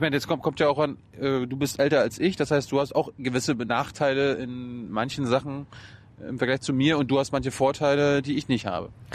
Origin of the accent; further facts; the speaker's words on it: East Germany, Germany; ich komme ja aus der DDR